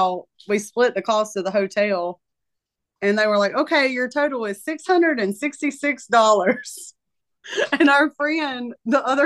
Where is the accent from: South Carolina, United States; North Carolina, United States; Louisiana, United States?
North Carolina, United States; Moore County; I live here.